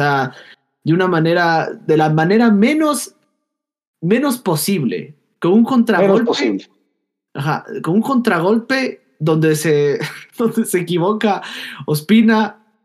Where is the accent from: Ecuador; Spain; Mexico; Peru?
Ecuador; somos ecuatorianos y somos gente.